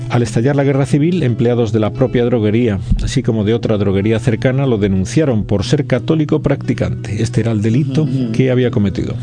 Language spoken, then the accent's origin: Spanish; Spain; como español